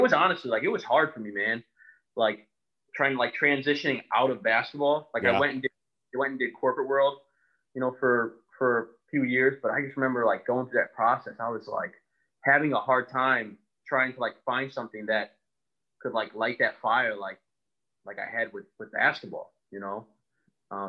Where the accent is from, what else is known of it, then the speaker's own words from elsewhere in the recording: Indiana, United States; I'm from Indiana.